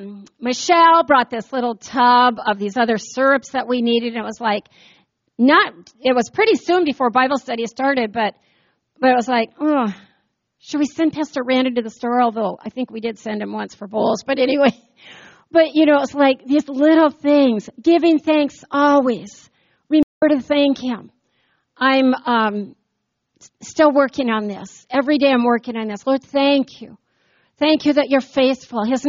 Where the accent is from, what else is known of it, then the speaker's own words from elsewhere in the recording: United States; I grew up here in the United States of America